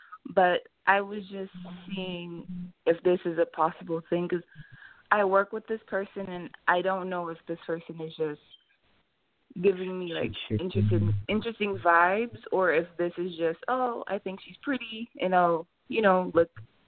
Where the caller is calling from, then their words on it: Miami, Florida, United States; I'm calling from Miami, Florida.